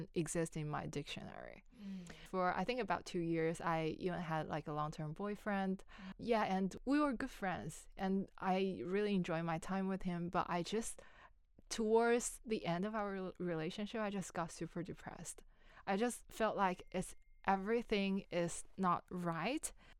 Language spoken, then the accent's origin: English; China; moved away as an adult; now in Melbourne, Australia; I come from China. I've been in Australia for a little bit more than 3 years